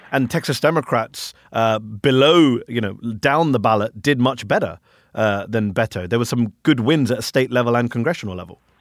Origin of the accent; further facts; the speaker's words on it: United Kingdom; now in United States; I'm a foreigner. I'm an immigrant. I'm a Brit